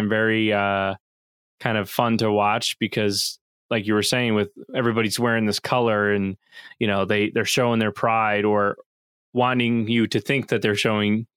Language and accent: English; New Jersey, United States; born and raised in New Jersey